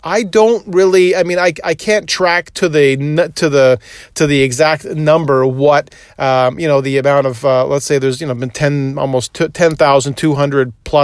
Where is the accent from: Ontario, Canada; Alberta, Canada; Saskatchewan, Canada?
Ontario, Canada; Toronto; where I grew up in Scarborough, which was just on the Victoria Park in Ellesmere, not too far from there, but I grew up on that area.